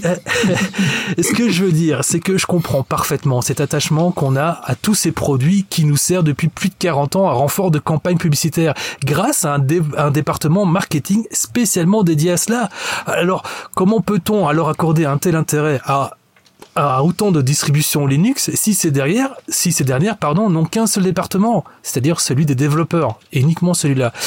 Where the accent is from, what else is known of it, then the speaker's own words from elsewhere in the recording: Belgium; en tant que bon belge qui se respecte